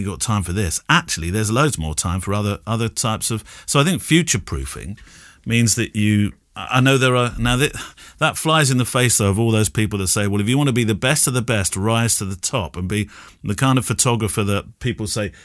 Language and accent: English; United Kingdom; being British